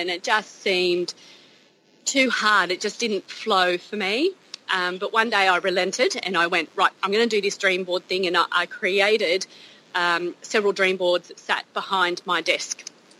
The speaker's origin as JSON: {"language": "English", "town": "Gunnedah", "region": "New South Wales", "country": "Australia", "said": "Hi, I'm … from Gunnedah."}